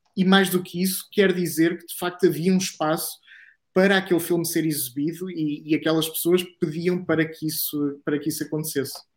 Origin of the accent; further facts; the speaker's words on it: Coimbra, Centro, Portugal; Sou de Coimbra